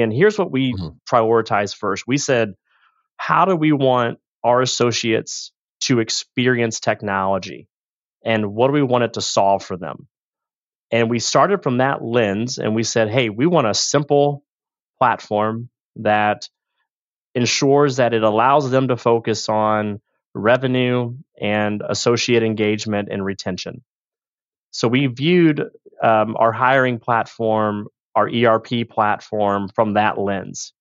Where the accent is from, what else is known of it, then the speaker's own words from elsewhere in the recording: St. Louis, Missouri, United States; also born or lived in Liberty, Missouri; born and raised in St. Louis